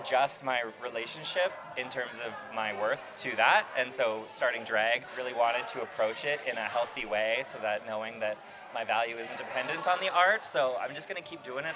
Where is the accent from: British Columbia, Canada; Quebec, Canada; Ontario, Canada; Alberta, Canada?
British Columbia, Canada; Nanaimo; I'm from Nanaimo